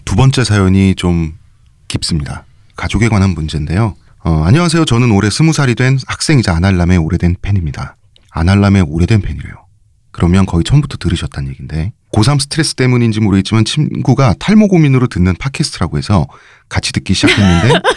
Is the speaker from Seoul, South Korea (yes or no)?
yes; Seoul, South Korea; 제가 서울내기로서